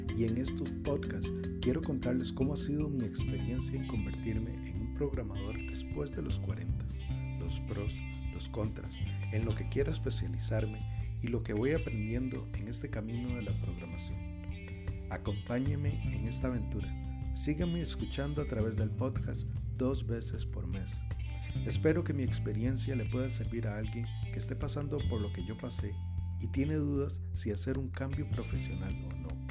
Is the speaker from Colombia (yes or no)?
no; Costa Rica; Soy de Costa Rica